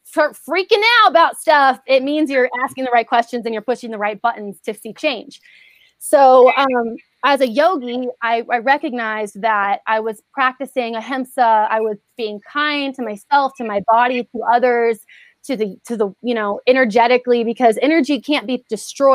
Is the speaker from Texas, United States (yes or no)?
yes; Houston, Texas, United States; moved away; I'm from Houston